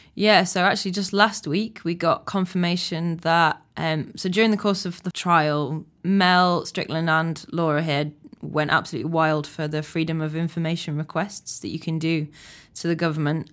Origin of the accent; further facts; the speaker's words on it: United Kingdom; I'm achingly British